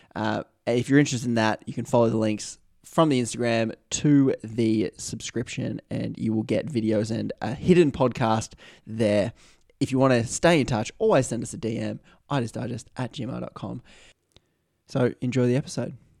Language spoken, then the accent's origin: English; Newcastle, New South Wales, Australia; my hometown, Newcastle.